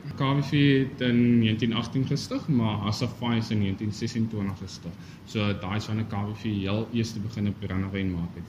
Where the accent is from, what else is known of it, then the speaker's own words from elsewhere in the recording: South Africa; ons as Suid-Afrikaners